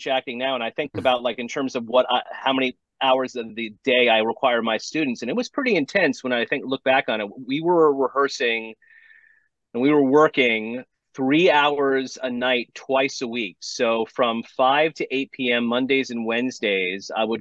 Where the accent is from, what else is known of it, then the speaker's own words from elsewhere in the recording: Los Angeles, California, United States; I was born in Tarzana, California. I was born in L.A. I lived in L.A. most of my life. I went to Calabasas High School